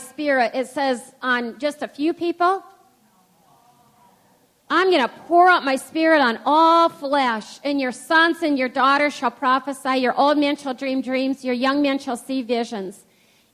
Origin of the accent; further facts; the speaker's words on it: United States; growing up in the United States of America